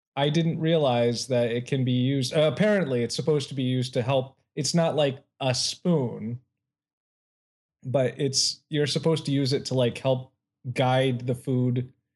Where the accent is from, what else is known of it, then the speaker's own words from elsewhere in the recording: Ohio, United States; now in California, United States; my home state